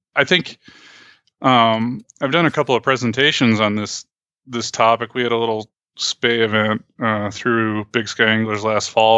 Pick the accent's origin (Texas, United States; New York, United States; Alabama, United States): New York, United States; also born or lived in Oregon / Montana; now in Helena, United States; where I grew up back in New York